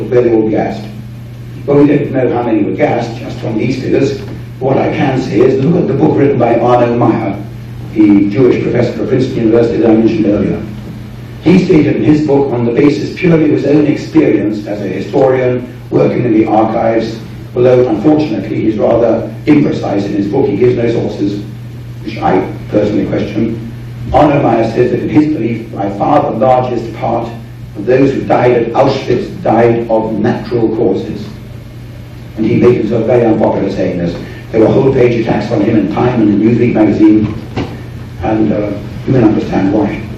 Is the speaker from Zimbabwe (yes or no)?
no; United Kingdom